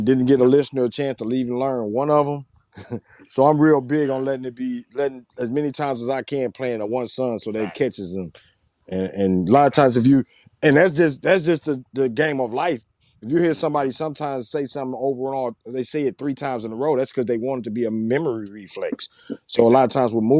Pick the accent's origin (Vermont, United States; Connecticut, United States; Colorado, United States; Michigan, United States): Michigan, United States; Saginaw; moved away; repping Sag